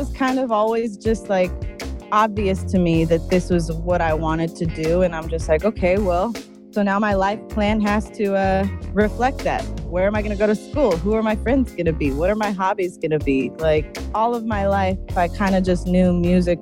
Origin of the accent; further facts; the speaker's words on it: Los Angeles, California, United States; I was born in Los Angeles, Santa Monica, and I grew up in the West Side area. So I'm very